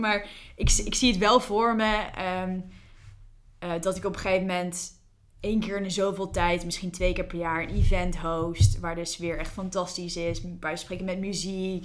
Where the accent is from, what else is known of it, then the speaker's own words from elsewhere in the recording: New Zealand; moved away; Ik, ik ben opgegroeid in Nieuw-Zeeland. Ik heb daar tien jaar gewoond.